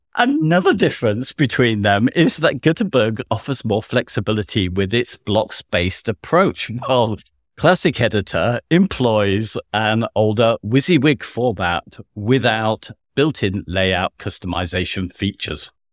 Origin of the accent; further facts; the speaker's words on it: United Kingdom; we're both British